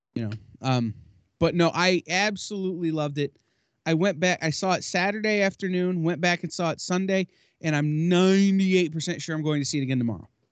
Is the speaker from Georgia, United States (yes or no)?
no; Michigan, United States; I'm from the Midwest in Michigan